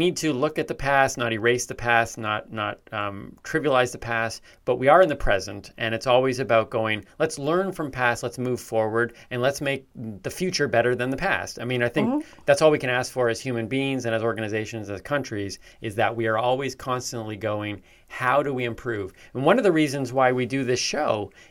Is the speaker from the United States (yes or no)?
no; Canada; As a Canadian